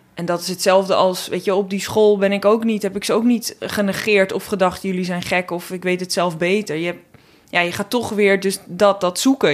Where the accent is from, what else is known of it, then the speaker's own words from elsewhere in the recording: North Holland, Netherlands; accent: thick North Holland L; ik kom uit Noord-Holland, echt uit de klei getrokken, dikke Noord-Hollandse L.